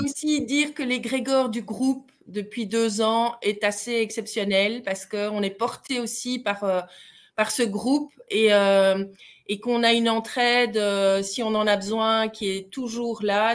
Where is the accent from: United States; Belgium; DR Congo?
Belgium; accent: Belgian; nous sommes belges. Je ne sais pas si vous l'avez entendu à notre accent.